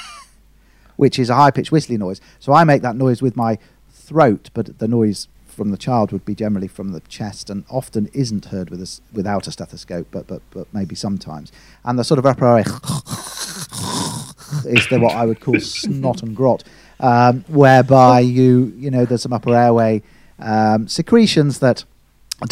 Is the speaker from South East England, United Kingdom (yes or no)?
no; the other side of the Pennines, North West England, United Kingdom; moved away as an adult; also born or lived in Leeds; So I studied in Leeds, and although I was from the other side of the Pennines